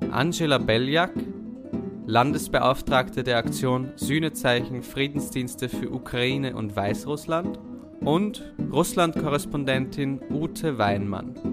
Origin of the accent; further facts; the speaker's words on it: West Germany, Germany; Genau, ich bin ja in Westdeutschland groß geworden und war das erste Mal 1990 in der Sowjetunion.